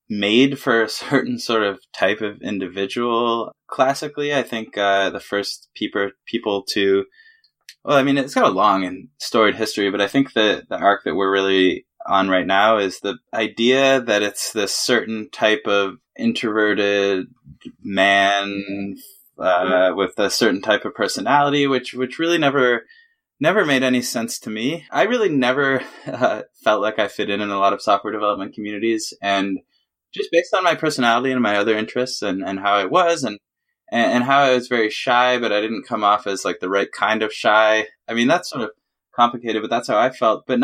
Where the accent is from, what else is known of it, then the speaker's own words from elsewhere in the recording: Canada; now in New York, United States; I moved to New York from Canada to to do that, and that was my first gig.